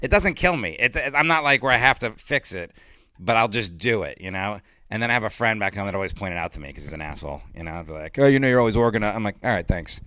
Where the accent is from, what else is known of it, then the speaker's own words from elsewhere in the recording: Miami, Florida, United States; moved away; I grew up in Miami, and I was living in Miami at the time